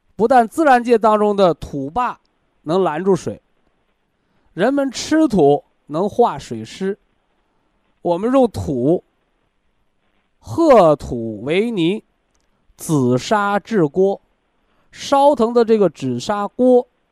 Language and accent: Chinese; China; 我们中国人，啊，我们炎黄子孙的灵魂当中